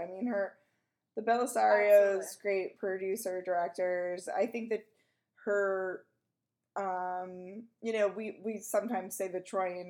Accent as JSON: {"language": "English", "town": "Garden City", "country": "United States", "tie": "born or raised there", "said": "Garden City. And I was like, ah, that's where I'm from. And it is a quiet little town."}